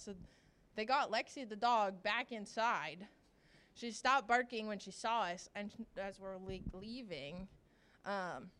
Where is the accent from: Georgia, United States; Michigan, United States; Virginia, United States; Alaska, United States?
Virginia, United States; I'm from Virginia